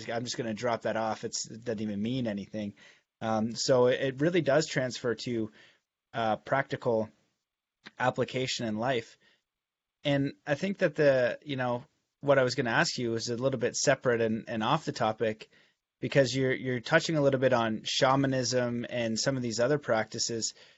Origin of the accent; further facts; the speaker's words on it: Canada; growing up in Canada